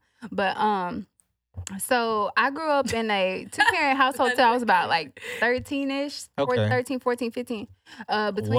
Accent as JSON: {"language": "English", "town": "Spring", "region": "Texas", "country": "United States", "tie": "born or raised there", "also_born_or_lived": "Houston, Texas", "said": "So I grew up in Houston."}